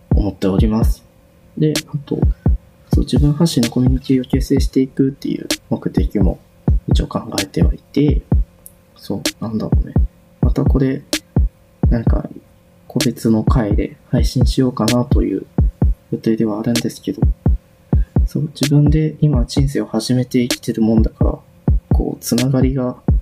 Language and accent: Japanese; Hyogo, Japan; moved away as an adult; also born or lived in Kansai; now in Tokyo, Japan; 兵庫県出身です